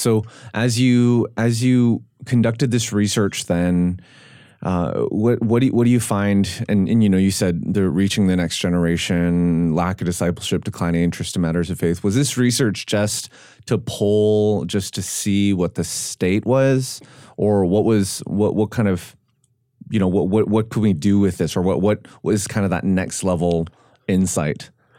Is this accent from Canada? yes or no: yes; Vancouver, British Columbia, Canada; now in Nashville, United States; Growing up in Vancouver, I was not a visible minority in general. In my high school, there were more non-Asians. There were more Asians than non-Asians.